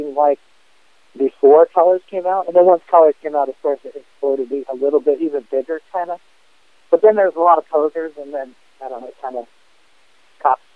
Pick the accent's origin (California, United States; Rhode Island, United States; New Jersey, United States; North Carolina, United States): California, United States; Los Angeles; growing up in L.A., at that time, skating and BMX